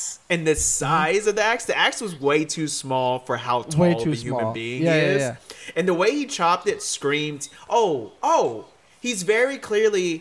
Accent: Florida, United States; I grew up in Florida

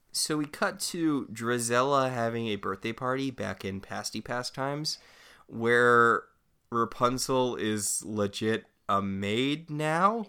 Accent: Northeast, United States; I grew up in the Northeast

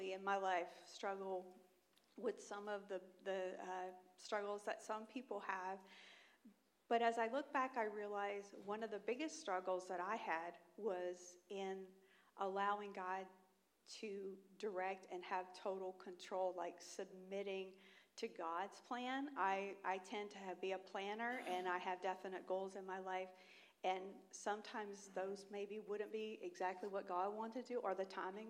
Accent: the South, United States; accent: southern; moved away as an adult; also born or lived in Mississippi / Birmingham; now in Grand Rapids, United States; I'm from the South

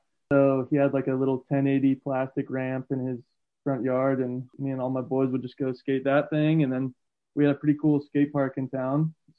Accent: Trinidad, Colorado, United States; I was born in Trinidad, Colorado. It's a pretty small town in southern Colorado

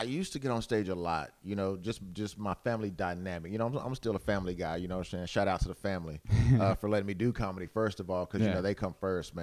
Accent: Rockdale, Texas, United States; also born or lived in Austin, Texas; I grew up in Rockdale, Texas.

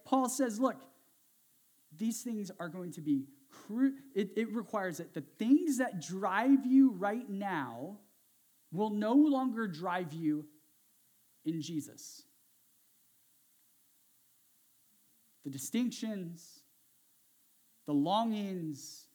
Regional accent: Central Valley of California, United States; I grew up in the Central Valley of California.

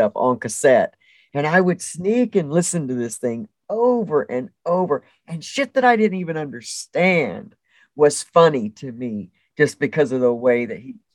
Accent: the South, United States; I grew up in the South.

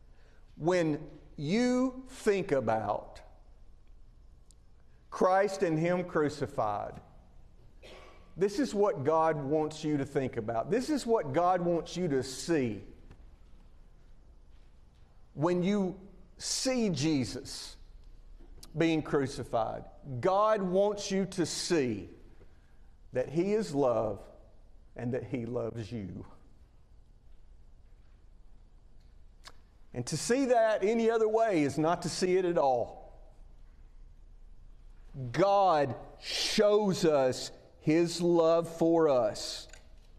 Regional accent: Winfield, Alabama, United States; I grew up in Winfield, Alabama, about 80 or 90 miles northwest of here.

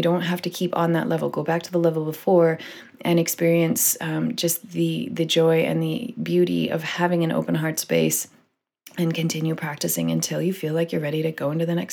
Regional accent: Canada; as a Canadian

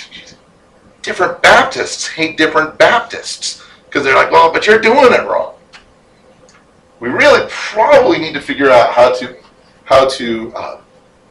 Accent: Illinois, United States; I'm from Illinois

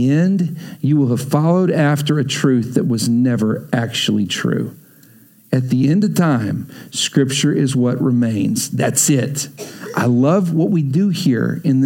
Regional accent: Texas, United States; I grew up in Texas

